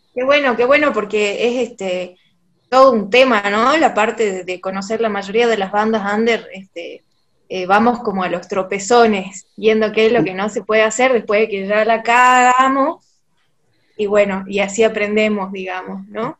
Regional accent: Salta, Argentina; nosotros somos No de la provincia de Salta, de Argentina

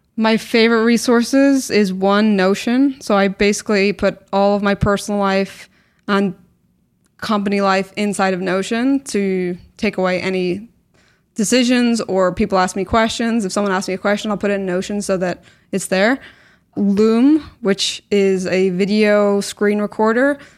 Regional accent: Belfast, Northern Ireland, United Kingdom; moved away as an adult; also born or lived in Canada / Newcastle / Scotland / New York; I was born in Canada, grew up in Belfast, went to university in Newcastle and, and then my postgrad in Scotland

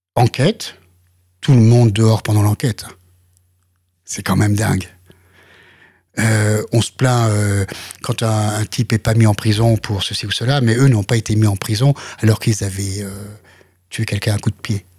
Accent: France; je suis français

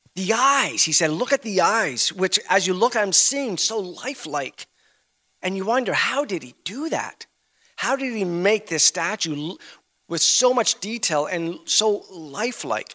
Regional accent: Canada; we're, we're from Canada.

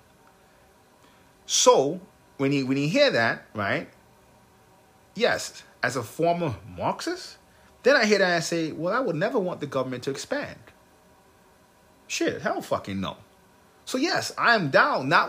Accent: United States; I'm American

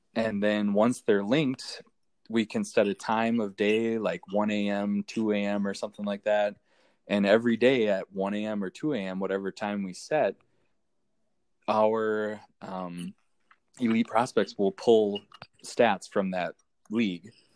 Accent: Minnesota, United States; So I live in Minnesota. I'm I'm from Minnesota

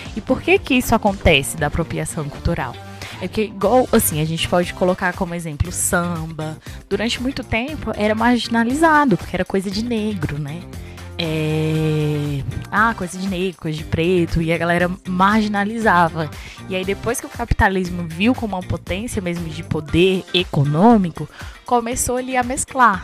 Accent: Ceilândia, Federal District, Brazil; E eu nasci na Ceilândia, eu lembro que eu morei minha vida quase tudo na Ceilândia

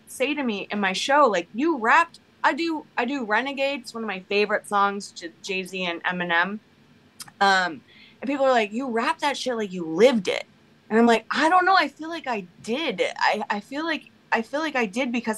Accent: Toronto, Ontario, Canada; moved away; also born or lived in Brooklyn; as a white teenager in Toronto growing up in Canada

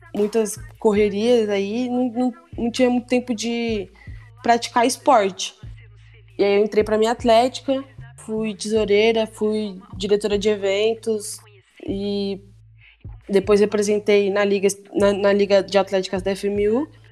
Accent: Osasco, São Paulo, Brazil; eu sou lá de Osasco. É, a minha infância inteira eu praticava muito esporte

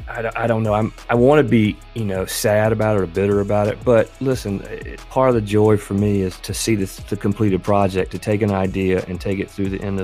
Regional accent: Kingstree, South Carolina, United States; now in Greenville, United States; But I'm a native South Carolinian. I grew up in the lower part of the state in a little town called King Street

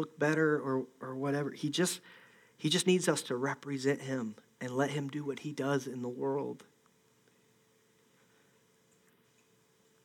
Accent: Ohio, United States; I'm from Ohio

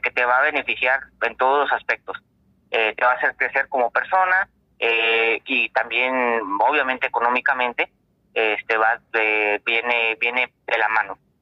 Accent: Coahuila, Mexico; now in Tijuana, Mexico; soy de originario de Coahuila

